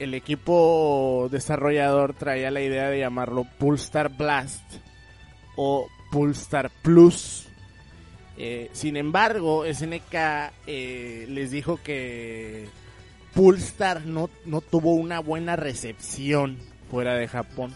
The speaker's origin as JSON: {"language": "Spanish", "country": "Mexico", "said": "siendo mexicano"}